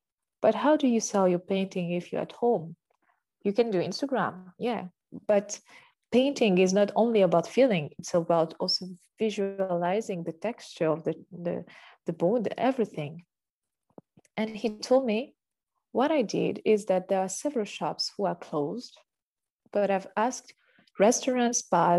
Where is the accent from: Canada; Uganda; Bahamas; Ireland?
Uganda; now in France; Okay, I come from Uganda. Don't forget that.